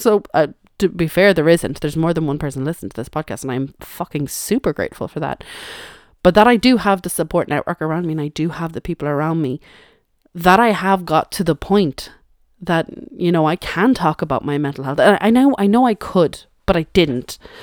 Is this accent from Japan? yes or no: no; Ireland; I suppose I am Irish, and we don't actually celebrate Thanksgiving here in Ireland